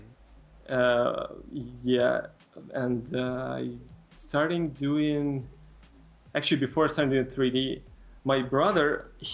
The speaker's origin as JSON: {"language": "English", "country": "Moldova", "tie": "born or raised there", "first_language": "Russian", "second_language": "English", "moved": "yes", "lives_now": "San Francisco, United States", "said": "I'm from Eastern Europe country called Moldova"}